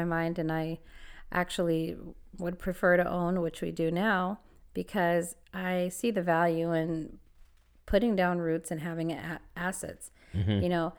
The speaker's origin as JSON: {"language": "English", "region": "California", "country": "United States", "said": "And I'm from California. So, I mean, I've lived in a lot of different places."}